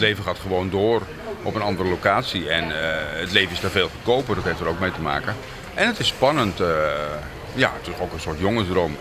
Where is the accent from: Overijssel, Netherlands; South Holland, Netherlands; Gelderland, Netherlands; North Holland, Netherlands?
South Holland, Netherlands; Krimpen aan den IJssel; born or raised there; moved away as an adult; now in Kyiv, Ukraine